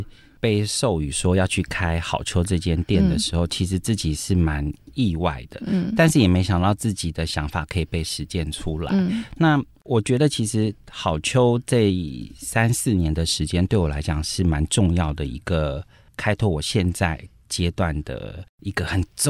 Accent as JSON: {"language": "Chinese", "country": "Taiwan", "tie": "born or raised there", "said": "我自己在眷村长大二十三年"}